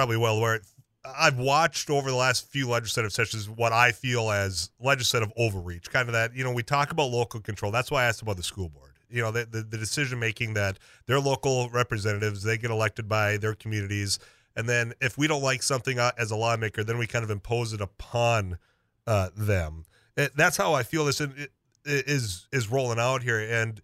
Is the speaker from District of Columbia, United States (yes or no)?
no; Leeds, North Dakota, United States; I'm from the Leeds area, up by Devil's Lake